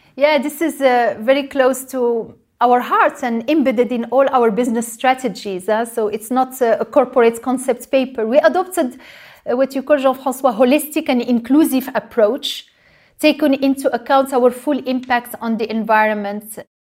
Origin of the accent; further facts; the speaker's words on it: Morocco; moved away; I grew up in Morocco and I was raised, uh, to not waste any precious resources